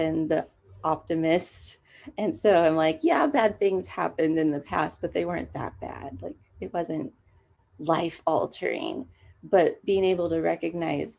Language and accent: English; San Dimas, California, United States; I am from San Dimas, which is in Southern California